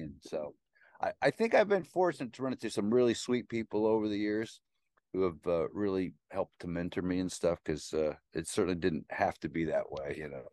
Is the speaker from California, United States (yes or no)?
no; Nebraska, United States; moved away as an adult; also born or lived in Oklahoma / New York City; I grew up in Nebraska and a little bit in Oklahoma